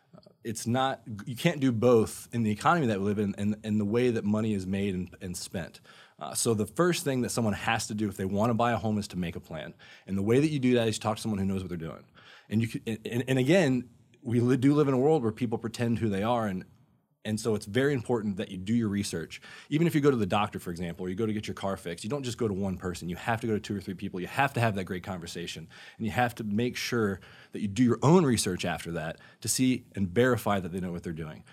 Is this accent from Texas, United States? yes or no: no; Sanford, Florida, United States; also born or lived in North Carolina; I grew up over in Sanford.